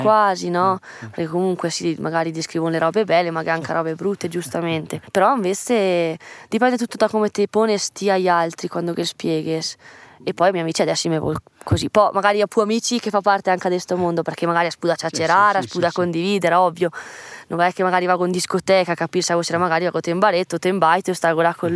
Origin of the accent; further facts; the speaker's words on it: Tesero, Trentino-Alto Adige, Italy; 19 anni, e sono De Tesera